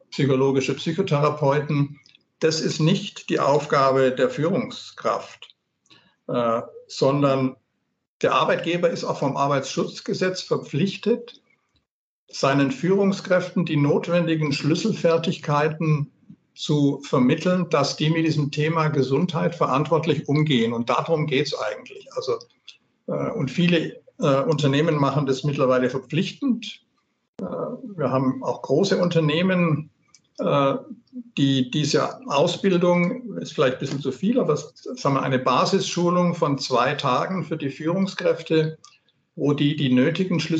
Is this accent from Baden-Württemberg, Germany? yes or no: yes; Baden-Württemberg, Germany; Also als Schwabe bin ich jetzt fast ein bisschen verlegen nach diesem kleinen Werbeblock von der Gudrun.